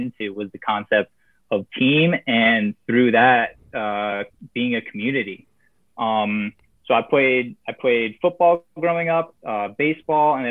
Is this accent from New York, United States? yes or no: yes; Warwick, New York, United States; I'm from Warwick, New York. It's a small town, an hour north of New York City